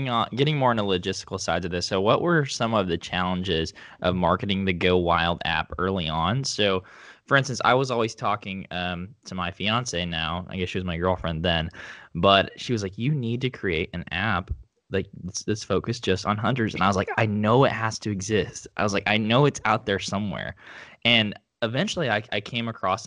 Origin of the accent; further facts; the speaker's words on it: Oklahoma, United States; I'm from Oklahoma